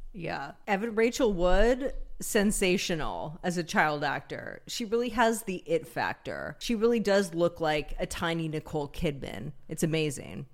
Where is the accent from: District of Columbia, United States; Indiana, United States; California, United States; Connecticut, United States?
California, United States; Humboldt County; I grew up in Humboldt County